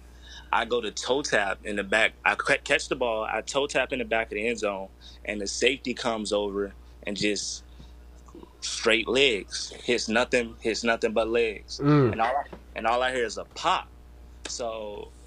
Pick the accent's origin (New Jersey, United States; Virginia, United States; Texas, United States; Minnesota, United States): Virginia, United States; Portsmouth; moved away as an adult; also born or lived in Iowa; I'm from Portsmouth, Virginia, a town in Virginia, of course